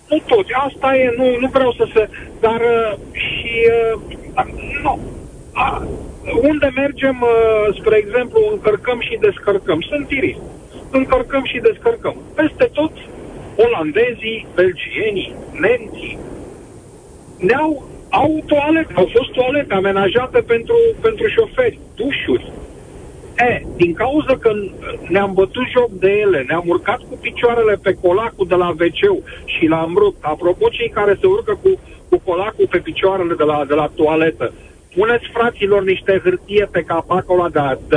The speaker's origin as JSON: {"language": "Romanian", "country": "Romania", "said": "Nu știm, nu vrem să ne respectăm unul pe celălalt. Nu știm să ne iubim unul pe celălalt ca români."}